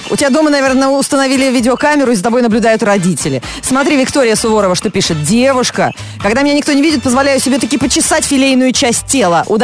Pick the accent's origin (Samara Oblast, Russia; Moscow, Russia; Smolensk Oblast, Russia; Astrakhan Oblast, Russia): Smolensk Oblast, Russia; Vyazma; Не, я из Вязьмы.